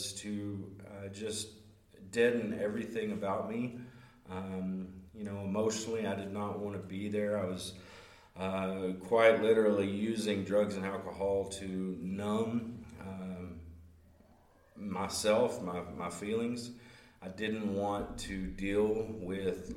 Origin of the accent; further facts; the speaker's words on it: Hope, Arkansas, United States; I'm from Hope, Arkansas, originally from Hope, and moved all over the place, quite literally within the state.